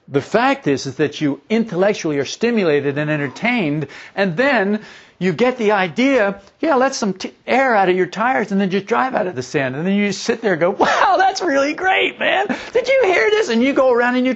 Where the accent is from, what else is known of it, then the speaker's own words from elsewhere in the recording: New Jersey, United States; moved away; also born or lived in Florida; I was raised in New Jersey